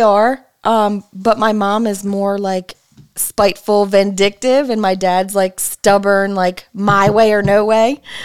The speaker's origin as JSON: {"language": "English", "town": "Springfield", "region": "Illinois", "country": "United States", "tie": "born or raised there", "also_born_or_lived": "Chatham, Illinois / Beardstown, Illinois", "said": "I was born in Springfield, Illinois. Um, raised in Springfield, Chatham, Beardstown with my mom."}